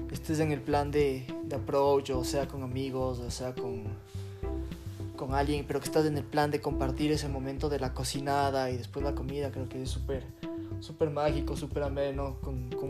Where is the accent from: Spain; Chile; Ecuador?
Ecuador; Quito, Pichincha; y nací en Quito, en, la cordillera. Pero sí, soy, soy de sangre caliente.